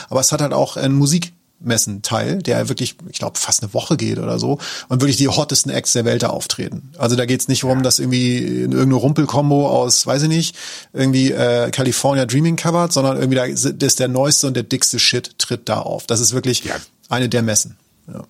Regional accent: Germany; accent: German; ich so, ja, aus Deutschland

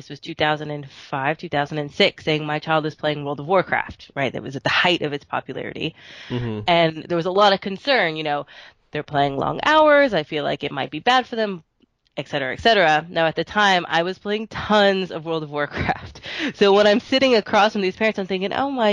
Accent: Texas, United States; I am a Texas girl, born and raised. I'm currently in Austin, but I've kind of lived all over the place

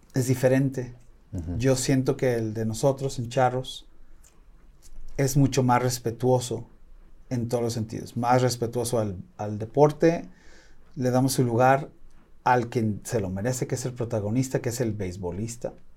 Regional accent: Los Angeles, California, United States; now in Guadalajara, Mexico; yo nací en Los Ángeles

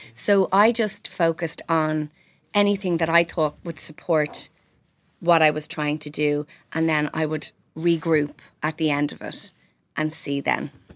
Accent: Ireland; we're Irish and we're proud

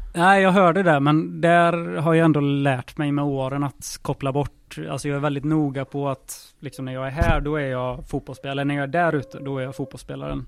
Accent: Lidköping, Västra Götaland, Sweden; moved away; som vi säger hemma i Lisch.

